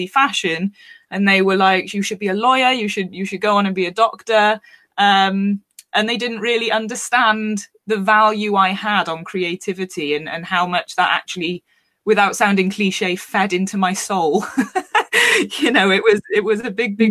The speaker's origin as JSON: {"language": "English", "region": "Wales", "country": "United Kingdom", "tie": "born or raised there", "also_born_or_lived": "London", "said": "you might have picked up on the accent. I am from Wales in the UK. I grew up quite isolated."}